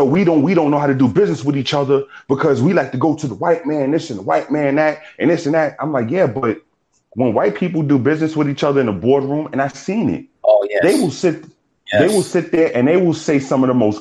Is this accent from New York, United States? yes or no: yes; New York City, New York, United States; moved away; also born or lived in South Carolina; I'm from New York